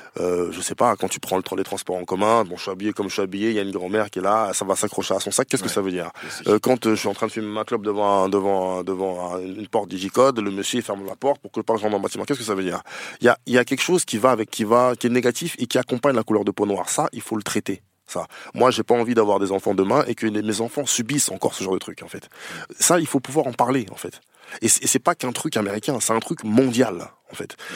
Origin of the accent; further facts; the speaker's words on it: Noisy, Île-de-France, France; also born or lived in Paris; J'ai grandi à Noisy, oui. À je suis né à Paris, mais j'ai grandi à Noisy